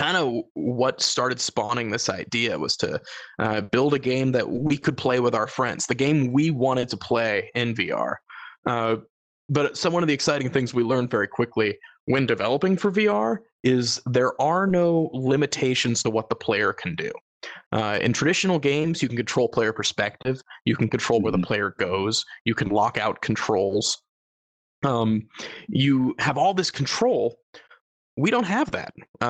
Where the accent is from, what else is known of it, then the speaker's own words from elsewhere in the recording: Georgia, United States; I'm from Georgia. I can do it.